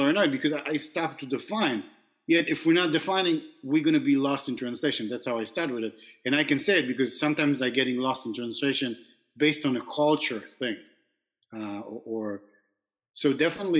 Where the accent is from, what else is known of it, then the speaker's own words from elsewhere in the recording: Israel; now in New York, United States; I was born in New York. And now you tell me, oh, wait a minute. Where were you raised? And I'm like, oh, in Israel.